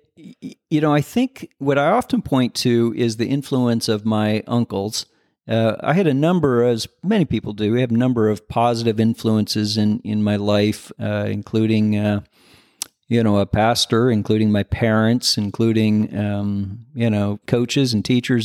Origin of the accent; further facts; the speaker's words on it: Michigan, United States; also born or lived in Indiana; I grew up in, I was born in Michigan. We moved around a bit when I was a kid, ended up back in Michigan, lived in northern Indiana and southern Michigan.